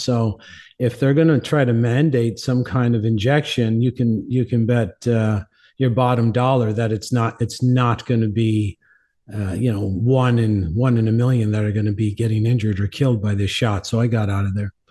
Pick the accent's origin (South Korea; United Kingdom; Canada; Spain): Canada; St. John's, Newfoundland and Labrador; also born or lived in Cornwall, Ontario / Mexico; now in New Mexico, United States; I'm from Saint John's, Newfoundland, originally in, uh, Canada.